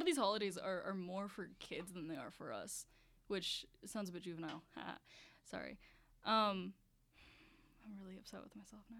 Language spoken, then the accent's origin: English; Baltimore, Maryland, United States; I'm from Baltimore